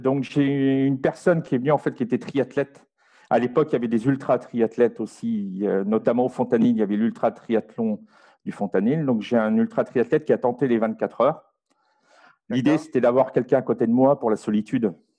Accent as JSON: {"language": "French", "country": "France", "moved": "yes", "lives_now": "Belgium", "said": "je suis français, j'habite aujourd'hui en Belgique"}